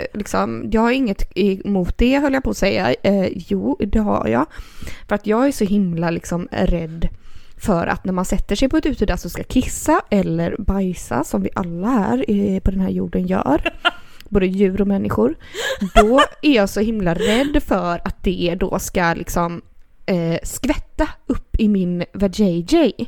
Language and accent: Swedish; Gothenburg, Västra Götaland, Sweden; vi är från Göteborg